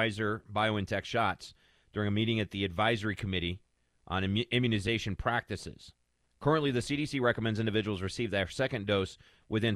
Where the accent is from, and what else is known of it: Kentucky, United States; born or raised there; now in Denver, United States